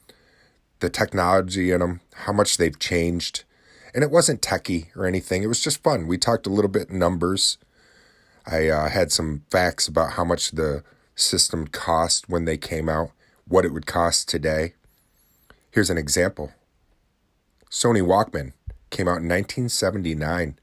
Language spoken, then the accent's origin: English; New Haven, New York, United States; now in Oswego, United States; In New Haven, New York, my hometown that I grew up in, I'm living in the city of Oswego, but my hometown's New Haven, New York, tiny little town